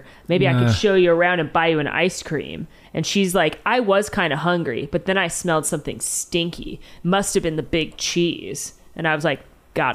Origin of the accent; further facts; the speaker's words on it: the South, United States; Maybe it's the raised in the South nature of me.